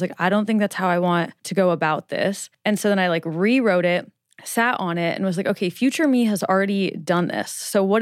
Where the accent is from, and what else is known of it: Nebraska, United States